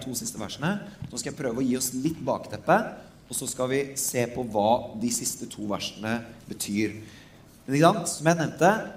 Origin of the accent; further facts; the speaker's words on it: Norway